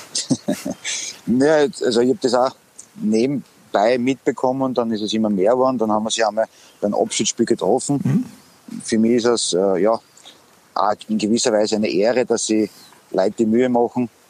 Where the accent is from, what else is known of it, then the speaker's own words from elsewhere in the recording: Graz, Styria, Austria; moved away; komme ich eigentlich aus Graz. Ich habe meine ganze Jugend bei Sturm Graz verbracht